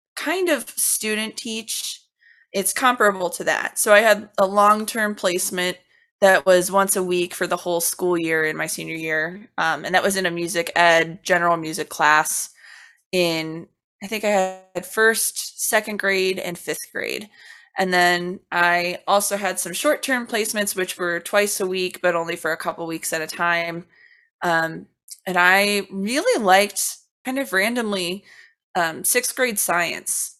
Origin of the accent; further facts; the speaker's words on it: Cincinnati, Ohio, United States; when I was very, very young, like maybe two or three, I was getting services from the Cincinnati Association for the Blind and Visually Impaired